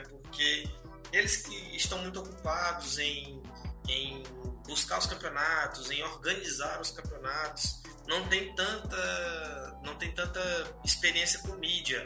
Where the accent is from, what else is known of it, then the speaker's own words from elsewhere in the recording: Tocantins, Brazil; por ser aqui do norte. Né? Eu sou de Tocantins